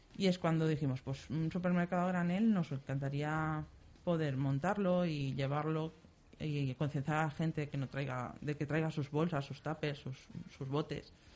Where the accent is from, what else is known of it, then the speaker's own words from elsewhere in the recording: Silla / Picassent, Valencian Community, Spain; somos de Silla y de picasent